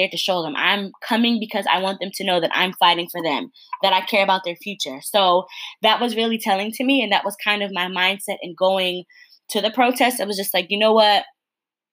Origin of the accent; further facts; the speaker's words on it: Connecticut, United States; moved away; I'm from Connecticut originally. And there were buses coming from my hometown